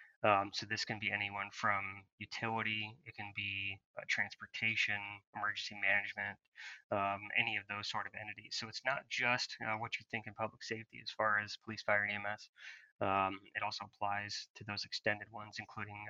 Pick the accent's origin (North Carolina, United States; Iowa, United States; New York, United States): Iowa, United States; Marshalltown; I grew up in central Iowa. Around the Marshalltown area